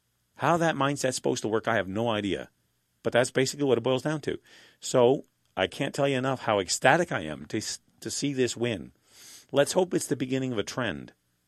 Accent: Saskatchewan, Canada; I'm from Saskatchewan. When the NDP faced the divided opposition, they ran roughshod over them. Alberta's next door to us.

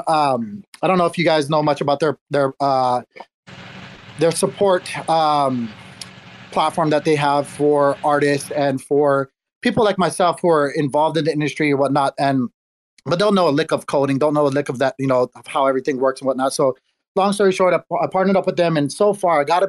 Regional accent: Hawaii, United States; I was born and raised in Hawaii.

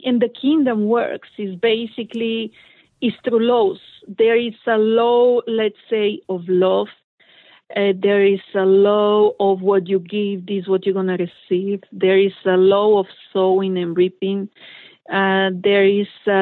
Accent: Bulgaria; I'm from Bulgaria

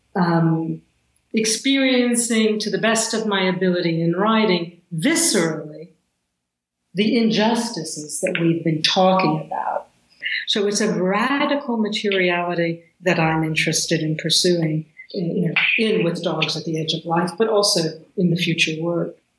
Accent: the South, United States; growing up in the South

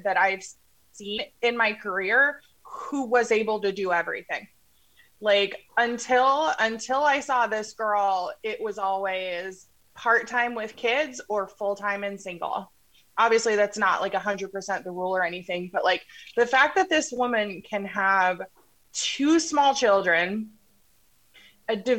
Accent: Colorado, United States; now in Iowa, United States; we're both from Colorado, but we live in Iowa

